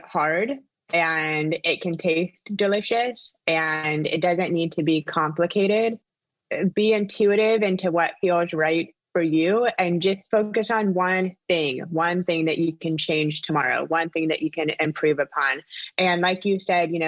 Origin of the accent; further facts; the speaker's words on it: Orlando, Florida, United States; also born or lived in Palm Beach / Los Angeles; I am from Orlando, born and raised